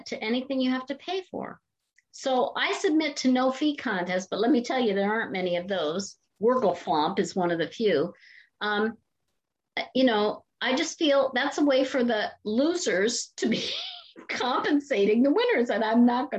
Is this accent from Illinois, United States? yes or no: no; Canton, Ohio, United States; moved away as an adult; also born or lived in Boston; I'm from Canton, Ohio, home of the Football Hall of Fame. And in my high school years, I spent more time in football pep rallies